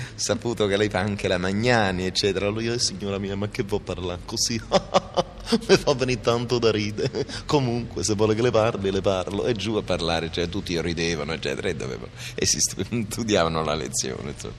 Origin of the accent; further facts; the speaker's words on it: Naples, Campania, Italy; in un liceo napoletano, io sono napoletano